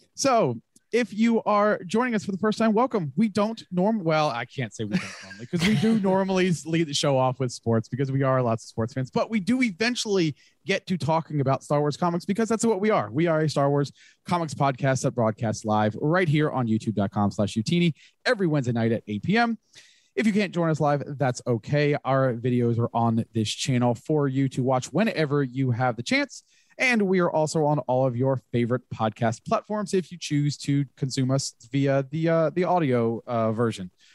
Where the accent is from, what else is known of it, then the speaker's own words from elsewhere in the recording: Florida, United States; Growing up in Florida before the time of the Rays